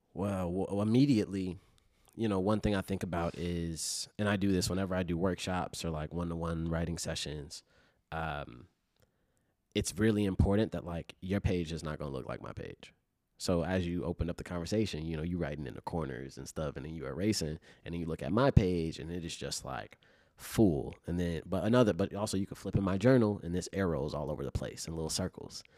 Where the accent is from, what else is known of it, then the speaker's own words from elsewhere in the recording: Chicago, Illinois, United States; growing up in Chicago